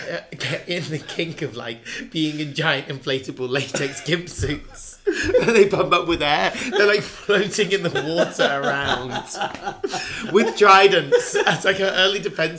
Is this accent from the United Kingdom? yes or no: yes; England, United Kingdom; I'm from England